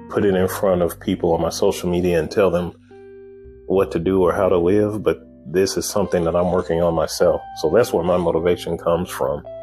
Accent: Chicago, Illinois, United States; born there; I was born in Chicago, Illinois.

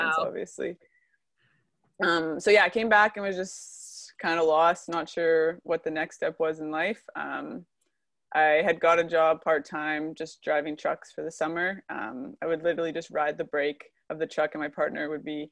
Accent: Edmonton, Alberta, Canada; I'm from Edmonton

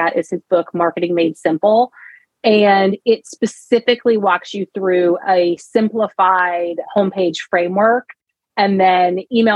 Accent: Southeast, United States; I'm from the Southeast in the United States

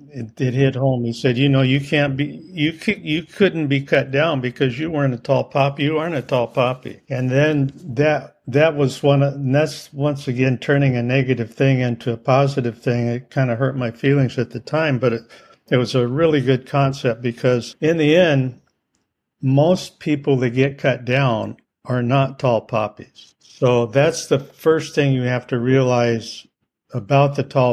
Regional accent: Iowa, United States; I grew up in Iowa

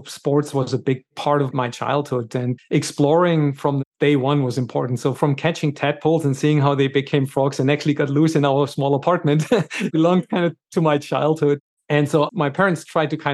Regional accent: Stuttgart, Baden-Württemberg, Germany; I grew up in Stuttgart, Germany

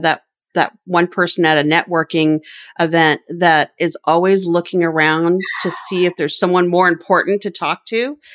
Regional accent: U.S. Virgin Islands; also born or lived in Seattle area, United States; now in Seattle, United States; I'm from the Virgin Islands, St. Croix, born and raised, and I miss the sun. I live outside Seattle

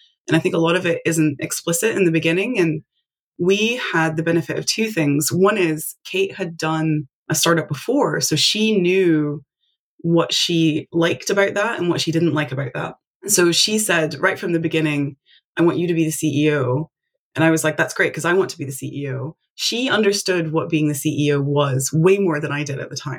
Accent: Tennessee, United States; I'm from Tennessee, but I actually live on the internet

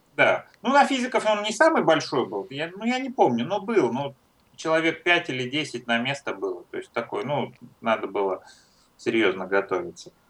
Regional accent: Troitsk, Moscow, Russia; Я родился в России, в Москве

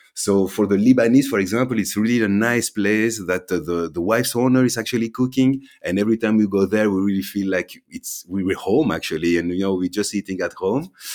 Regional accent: Belgium; also born or lived in London / Amsterdam / Thessaloniki, Greece; So my family's from Greece, but I was born and raised here in Belgium.

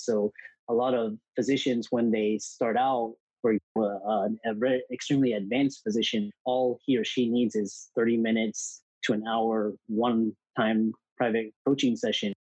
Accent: Houston, Texas, United States; I grew up in Houston, Texas

